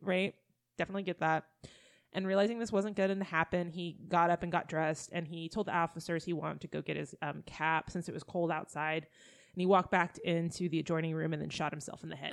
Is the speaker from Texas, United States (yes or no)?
yes; Texas, United States; We're from Texas